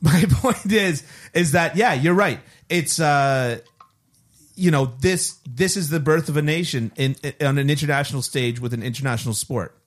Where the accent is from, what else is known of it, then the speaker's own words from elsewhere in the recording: Canada; as a Canadian, as a born and raised Canadian